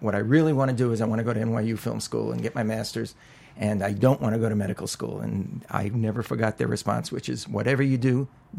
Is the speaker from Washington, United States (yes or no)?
no; New York, United States; growing up in New York, I'm an only child